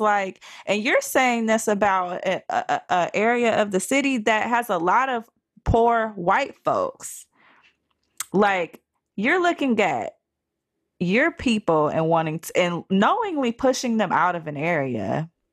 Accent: Cleveland, Ohio, United States; where I grew up at in the Cleveland area

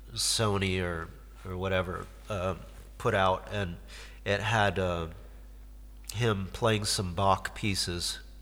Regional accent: Detroit, Michigan, United States; moved away; also born or lived in Cape Canaveral, Florida / San Diego / Norfolk / Lewiston, Maine; I grew up in Detroit

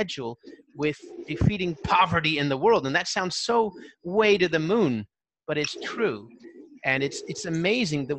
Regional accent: California, United States; I'm from California

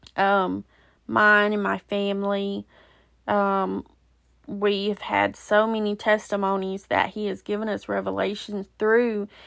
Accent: Alabama, United States; moved away; also born or lived in Georgia; it was actually in Alabama, which is my home state

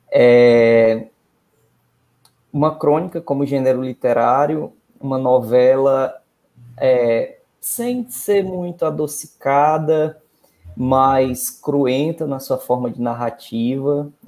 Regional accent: Northeast Region, Brazil; nós que somos do interior

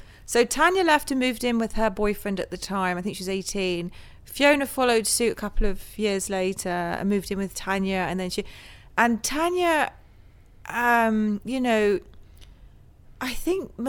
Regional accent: Northwood, London, United Kingdom; we grew up there in Northwood. So okay. My parents, we lived in London, and then they moved to the then suburbs Northwood was

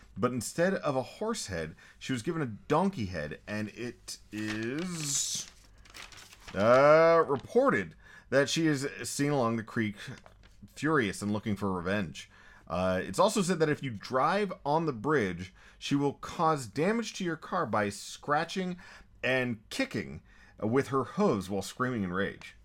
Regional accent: Texas, United States; I'm almost toxically Texan

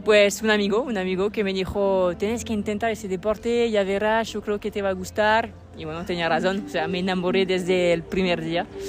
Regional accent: Lyon, Auvergne-Rhône-Alpes, France; Spanish is a second language; soy de León.

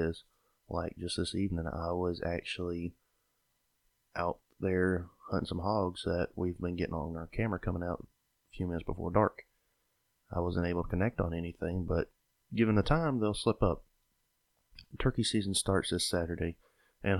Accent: Sylvester, Georgia, United States; I was born and raised in South Georgia, grew up in Sylvester, Georgia

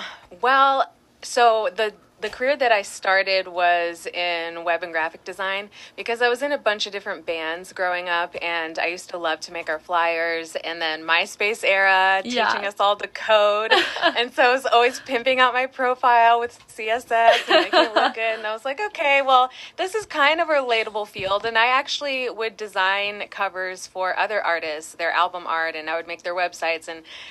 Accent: Long Beach, California, United States; So I was born in Long Beach and I come from a long generation of Californians, so it just makes sense that I stay put here.

